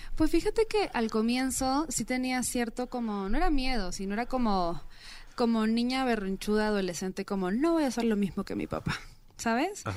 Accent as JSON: {"language": "Spanish", "country": "Peru", "moved": "yes", "said": "soy peruana"}